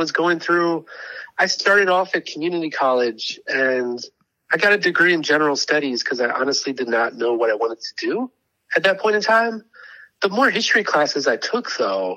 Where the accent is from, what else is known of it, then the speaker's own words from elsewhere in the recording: Maryland, United States; moved away as an adult; now in Kentucky, United States; I grew up in Maryland